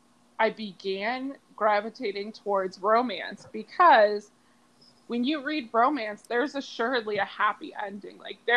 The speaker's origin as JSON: {"language": "English", "town": "Springfield", "country": "United States", "tie": "born or raised there", "said": "my hometown of Springfield"}